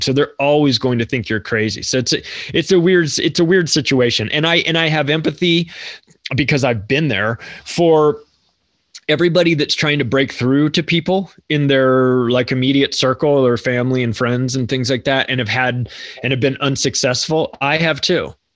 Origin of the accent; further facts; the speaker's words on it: United States; I'm an American too